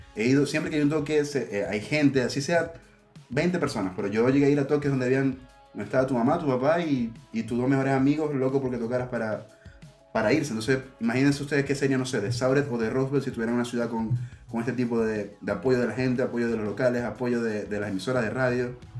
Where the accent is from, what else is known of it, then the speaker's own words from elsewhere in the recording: Maracaibo, Zulia, Venezuela; Maracaibo, que es mi ciudad de origen